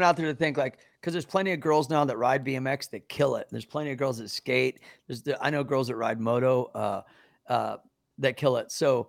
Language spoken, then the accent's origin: English; Kansas City, Missouri, United States; moved away; I'm from Kansas City.